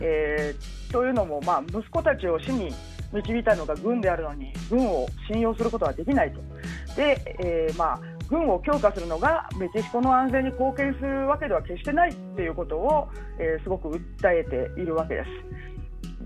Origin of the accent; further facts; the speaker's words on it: Japan; now in Mexico; 日本で生まれ育ってる